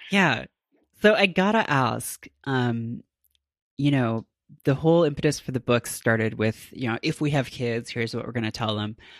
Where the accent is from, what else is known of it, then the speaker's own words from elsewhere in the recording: Canada; as a Canadian myself